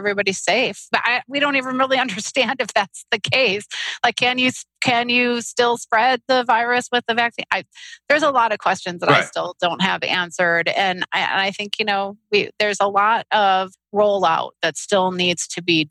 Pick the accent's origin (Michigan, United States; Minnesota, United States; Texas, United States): Michigan, United States; Detroit; I grew up in Detroit